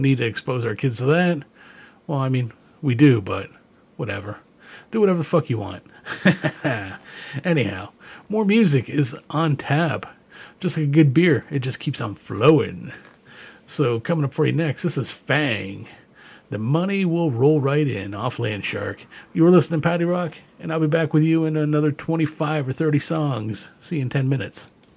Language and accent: English; Canada; growing up in Canada